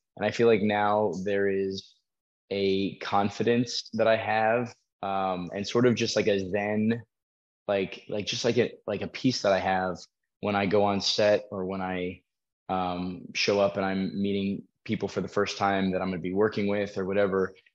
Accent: Colorado, United States; also born or lived in Florida; I grew up in Colorado

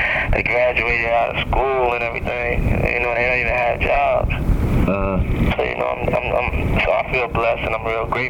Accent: New York City, New York, United States; also born or lived in Mount Vernon, New York; I grew up in Harlem, then I moved to Mount Vernon.

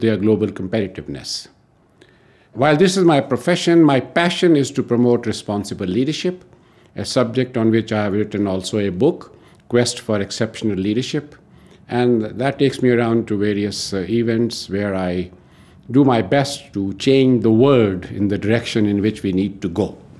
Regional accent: New Delhi, Delhi, India; I'm from New Delhi, India.

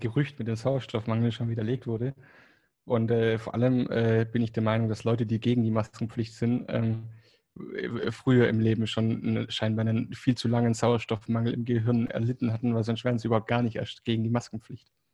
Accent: Germany; first language German; moved away as an adult; also born or lived in Spain; now in Barcelona, Spain; ich bin muttersprachlich Deutsch, in Deutschland aufgewachsen und ähm, ja, habe da dann 25 Jahre gewohnt, bis ich nach Spanien bin

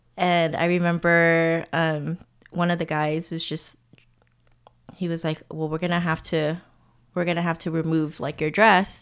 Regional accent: Alhambra, California, United States; moved away as an adult; also born or lived in Massachusetts; now in Oakland, United States; growing up in Alhambra

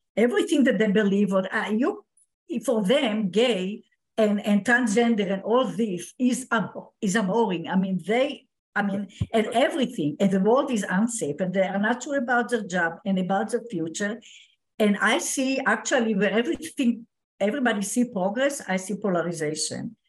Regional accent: Israel; I was born in Israel

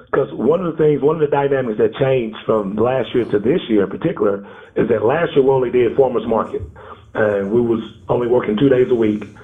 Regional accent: Dallas, Texas, United States; I'm from Dallas, Texas.

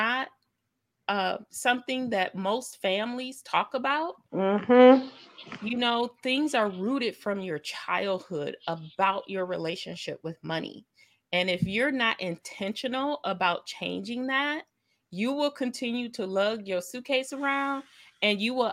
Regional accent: Lake Michigan, United States; now in Kalamazoo, Michigan, United States; I grew up on Lake Michigan. It was like 10 minutes from my house

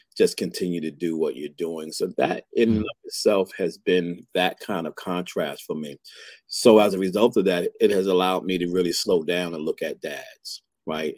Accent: New York City, New York, United States; moved away as an adult; now in Atlanta, United States; both being born and raised in Brooklyn, New York

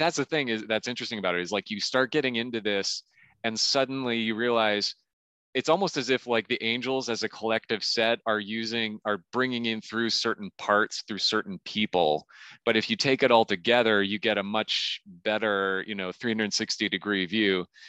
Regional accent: Saint Paul, Minnesota, United States; in the Twin Cities, in Minneapolis, I should say specifically, because I grew up in St. Paul, so we specifically say which city it is.

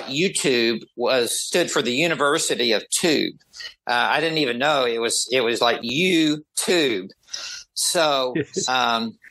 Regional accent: the South of the United States, United States; I grew up in the South of the United States. I have a different accent.

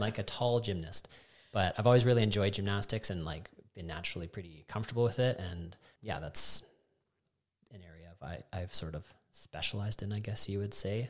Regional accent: Calgary, Alberta, Canada; also born or lived in Canmore; I was born in Calgary, and I lived there until grade nine, and then I was lucky enough to get to move to Canmore

